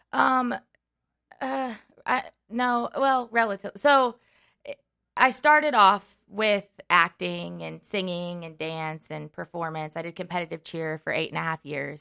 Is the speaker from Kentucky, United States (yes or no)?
yes; Henderson, Kentucky, United States; moved away as an adult; also born or lived in Indiana / Lexington, Kentucky; now in Los Angeles, United States; I'm originally from Kentucky